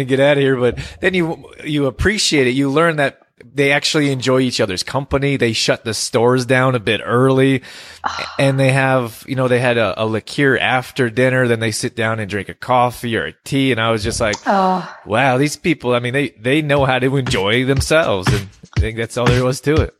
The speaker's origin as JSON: {"language": "English", "region": "West Coast of Canada", "country": "Canada", "tie": "born or raised there", "said": "I grew up here and on the West Coast"}